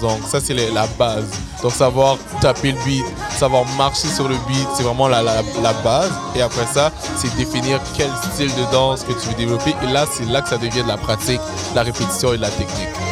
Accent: Montreal, Quebec, Canada; j'ai grandi à Saint-Michel

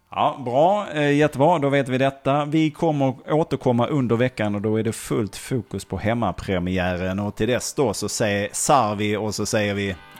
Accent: Malmö, Skåne, Sweden; Augustenborg sa jag då

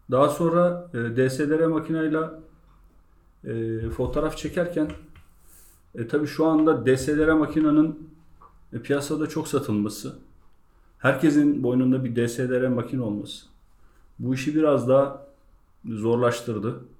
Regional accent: Bigadiç, Balıkesir, Turkey; 1983 Bigaliç Balıkesir doğumluyum.

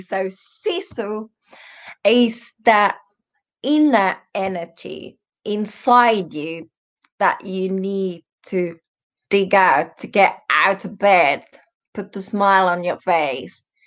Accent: Finland; first language Finnish; English is a second language; also born or lived in Germany; I'm Finnish, um, born in Germany, and yes, European.

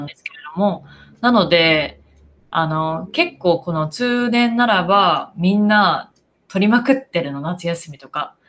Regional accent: Japan; now in United States; 私は日本で育った

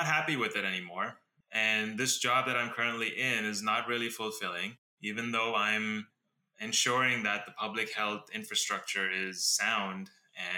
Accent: Dubai, United Arab Emirates; now in Los Angeles, United States; I am currently in LA, but I was born and brought up in Dubai in the Middle East, and then I moved to America about 2001.

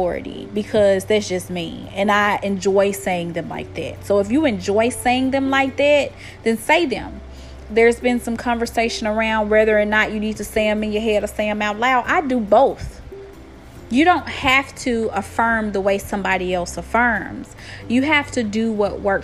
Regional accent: Tennessee, United States; accent: country twang; I know I am from the U.S. and I am from Tennessee. I have a very country twang in my talk

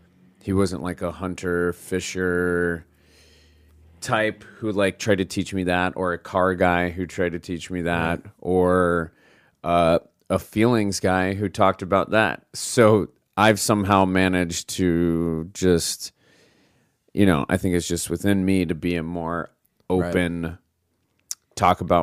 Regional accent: Scottsdale, Arizona, United States; also born or lived in Utah / Austin / Phoenix; now in New York, United States; Scottsdale, Arizona.

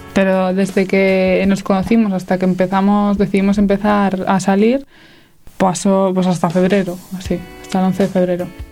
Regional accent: Santander, Cantabria, Spain; tengo 20 años y soy de Santander.

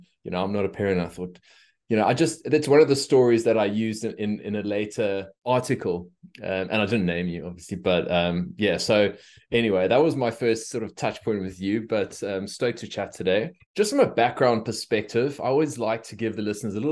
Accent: South Africa; now in Australia; I'm a South African

